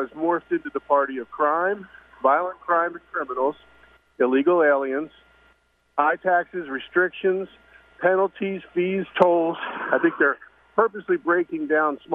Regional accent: Baltimore, Maryland, United States; I grew up in Baltimore

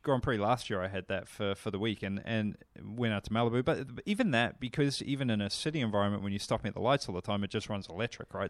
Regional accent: New Zealand; moved away; I come from New Zealand

